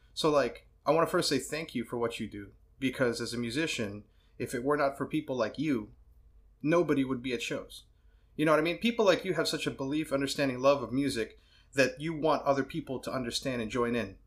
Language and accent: English; New York City, New York, United States; I'm a bad New Yorker. I was born in Brooklyn, Rockaway